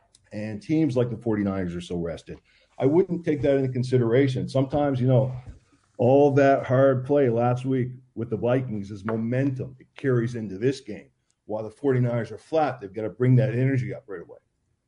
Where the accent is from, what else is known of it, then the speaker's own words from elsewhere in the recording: Canada; I'm Canadian. I'm Canadian.